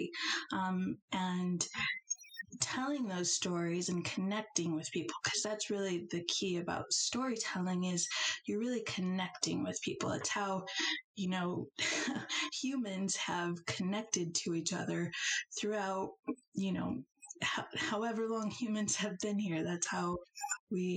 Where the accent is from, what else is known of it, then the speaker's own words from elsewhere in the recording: Elkhart, Indiana, United States; moved away as an adult; now in Chicago, United States; I am from Elkhart, Indiana, smallish town, I guess, near Notre Dame